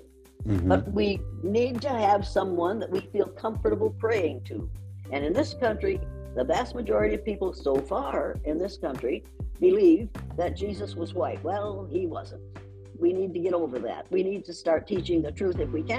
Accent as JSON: {"language": "English", "town": "Riceville", "region": "Iowa", "country": "United States", "tie": "born or raised there", "said": "but in Riceville, Iowa, we had been conditioned to believe t"}